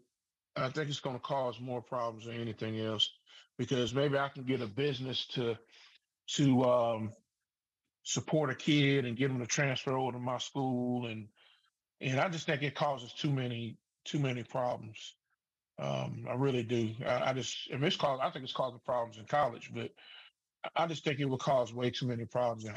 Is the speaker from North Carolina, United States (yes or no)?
yes; Southern Pines, North Carolina, United States; I'm a homeboy. I want to see my, you know, I want to beat my hometown team